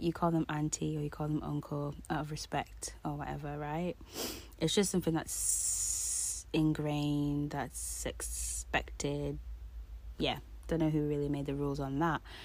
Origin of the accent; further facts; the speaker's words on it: Jamaica; me being Jamaican